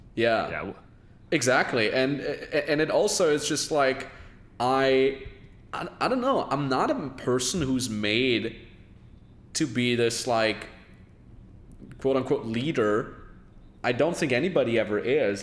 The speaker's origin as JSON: {"language": "English", "country": "Austria", "tie": "born or raised there", "said": "my hometown in austria"}